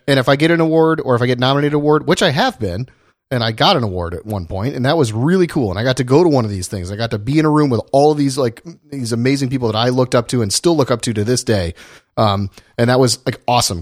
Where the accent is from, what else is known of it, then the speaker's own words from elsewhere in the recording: Indiana and Ohio, Midwest, United States; now in California, United States; I grew up in Indiana and Ohio